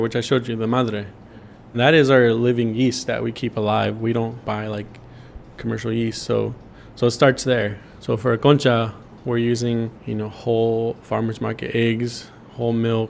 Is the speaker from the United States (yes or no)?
yes; Bakersfield, California, United States; also born or lived in Long Beach; growing up here as an American raised by Mexican immigrants, born in Bakersfield